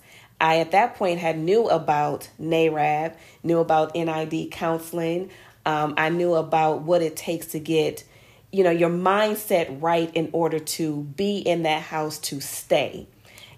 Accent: Grand Rapids, Michigan, United States; Growing up in Grand Rapids, Michigan, we're known, of course, from the Mayweathers and the …

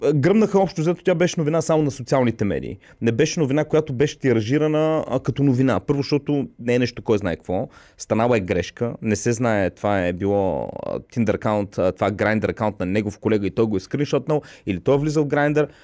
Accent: Bulgaria; аз също се гордея като българин

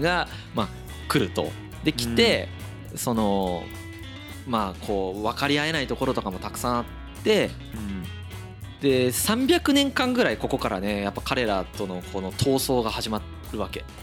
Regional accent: Izumo, Shimane, Japan; moved away; 田舎出身なんでやっぱりこう出雲に帰った時に森の匂いがするんですよ

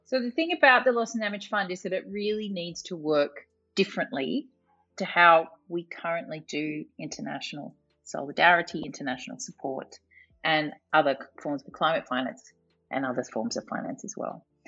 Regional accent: Australia; I am not from a developing country, but I am from Australia, which is a very long way away from Bonn, Germany.

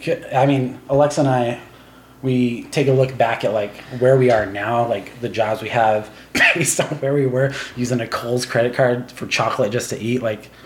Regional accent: Taiwan; So that's a funny question, because, like, growing up in Taiwan, like, I have three brothers

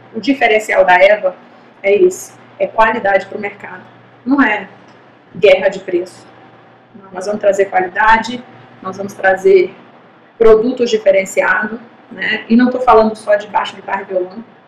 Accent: Brazil; nós somos brasileiros

